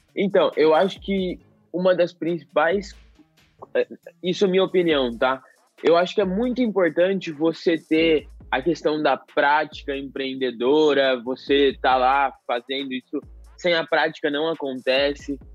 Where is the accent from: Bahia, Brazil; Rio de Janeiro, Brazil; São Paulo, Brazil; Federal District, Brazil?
São Paulo, Brazil; Jaboticabal; eu sou do interior de São Paulo, de Jaboticabal